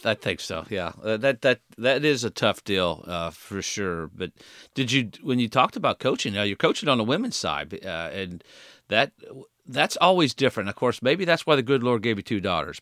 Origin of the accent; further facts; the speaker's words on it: Indiana, United States; golf courses growing up in Indiana. I used to play those golf courses